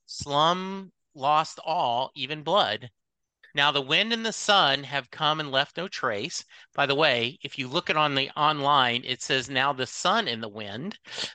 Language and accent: English; Louisiana, United States; So I grew up in Louisiana, and so similar to you, I can picture that. I can picture rural Louisiana, even rural East Texas